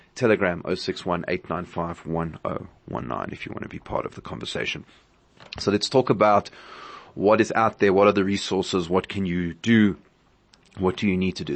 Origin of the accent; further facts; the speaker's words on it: South Africa; as a South African community